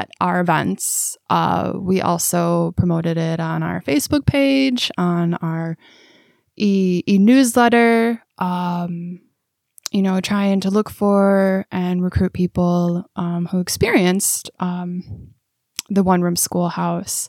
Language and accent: English; Milwaukee, Wisconsin, United States; moved away as an adult; now in Waupaca, United States; I'm originally from Milwaukee, but I moved up here because my husband found a job in Waupaca